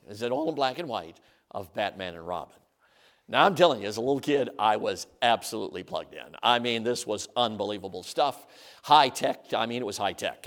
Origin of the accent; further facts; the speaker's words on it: Chicago, Illinois, United States; I grew up in the suburbs of Chicago.